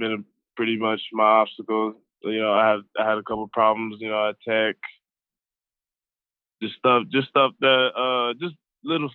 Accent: Los Angeles, California, United States; moved away as an adult; now in Colorado, United States; I'm originally from Los Angeles, you know, I have family out there

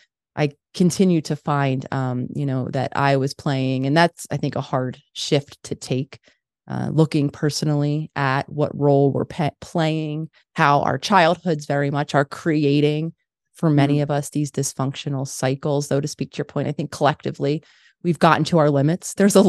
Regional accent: Philadelphia, Pennsylvania, United States; born or raised there

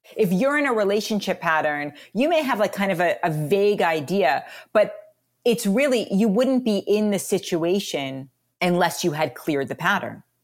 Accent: New York City, New York, United States; moved away; also born or lived in Colorado / New Zealand; I was raised in New York City, my family is pretty much all migrated to Colorado

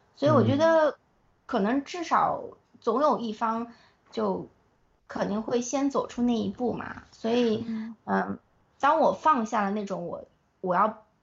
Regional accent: China; moved away as an adult; also born or lived in United States; 我是从，就是土生土长的中国孩子，然后到了美国

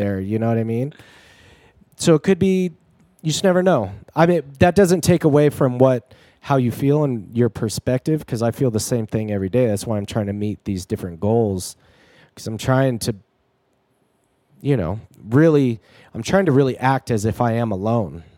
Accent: near Joshua Tree, California, United States; my hometown, which is next to Joshua Tree

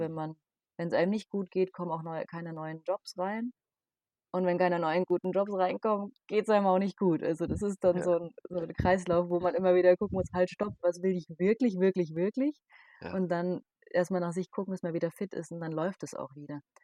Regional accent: Darmstadt, Hesse, Germany; ich komme aus Darmstadt

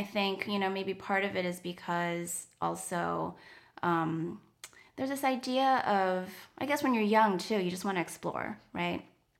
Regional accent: Taiwan; first language Chinese; English is a second language; moved away as an adult; So I grew up in Taiwan in the bulk of, like, mainly in the 80s, right, and very early 90s.

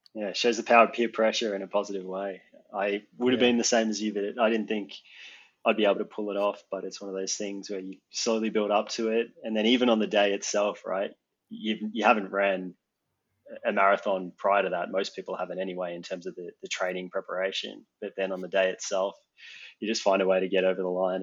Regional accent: Geelong, Victoria, Australia; moved away as an adult; also born or lived in Melbourne, Australia / Sweden; now in California, United States; I moved to the United States in January, but I was born and raised in Australia.

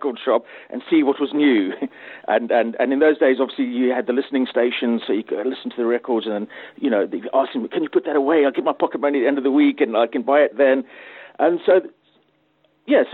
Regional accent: Cape Town, Western Cape, South Africa; moved away as an adult; now in Manchester, United Kingdom; I grew up in Cape Town in South Africa, and I started DJing at the age of 15

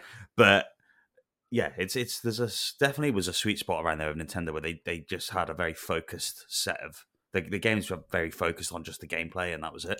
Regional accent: Wales, United Kingdom; I grew up in Wales

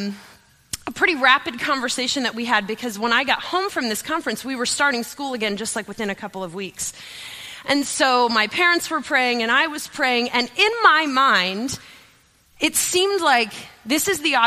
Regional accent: York, Pennsylvania, United States; also born or lived in Ohio; I'm from Pennsylvania, not Ohio. And so my parents put me into what was called the Christian School of York

